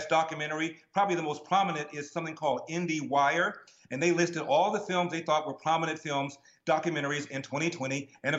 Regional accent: Los Angeles, California, United States; Well, Carrie, I'm born and raised in Los Angeles. I'm born in the hood.

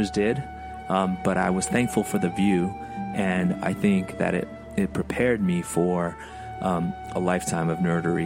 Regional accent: United States; A couple of immigrant boys growing up in the United States

